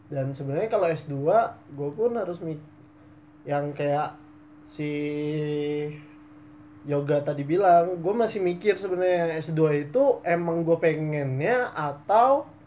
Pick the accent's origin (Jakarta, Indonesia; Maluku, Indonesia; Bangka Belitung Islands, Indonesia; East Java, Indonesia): Bangka Belitung Islands, Indonesia; Bangka; karena dari gue kan aslinya Bangka